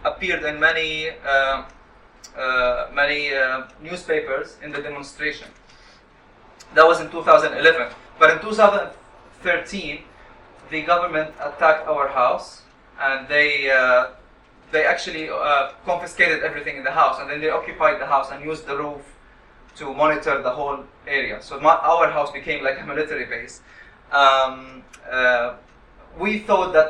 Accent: Qatar; moved away as an adult; also born or lived in Syria / Damascus, Syria; now in United Kingdom; my parents migrated to Qatar, and I was born in Qatar in 1983

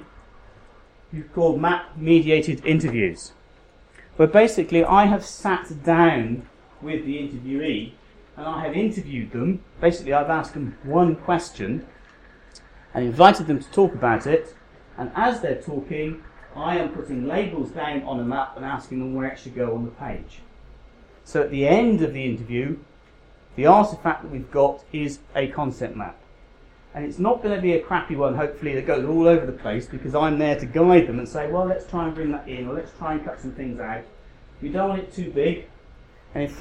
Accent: South Devon, South West England, United Kingdom; moved away as an adult; also born or lived in London; I was born and raised in South Devon.

